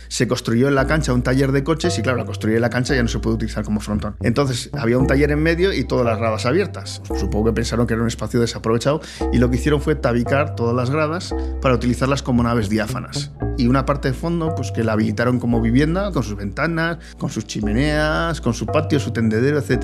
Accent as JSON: {"language": "Spanish", "town": "Bilbao", "region": "Basque Country", "country": "Spain", "said": "soy de Bilbao"}